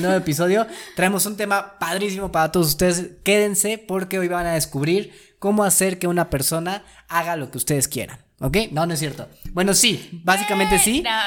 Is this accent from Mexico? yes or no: yes; Mexico